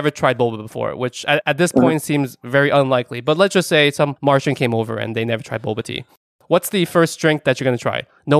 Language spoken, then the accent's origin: English; East Coast, United States; Growing up on the East Coast